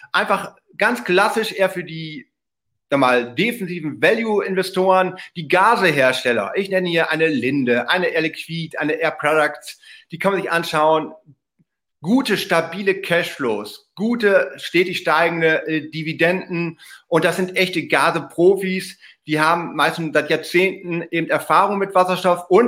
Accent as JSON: {"language": "German", "region": "North Rhine-Westphalia", "country": "Germany", "tie": "born or raised there", "said": "Glücklicherweise auch meine Heimat im Münsterland, 2G Energy aus Heeg, fahre ich jedes Mal, wenn ich meine Eltern besuche, direkt vorbei"}